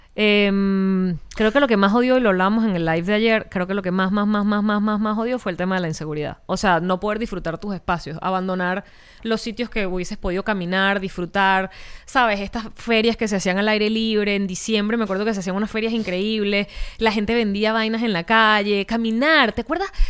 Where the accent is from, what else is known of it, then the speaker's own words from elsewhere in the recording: Caracas, Capital District, Venezuela; moved away; yo dejé Caracas, que es de donde soy.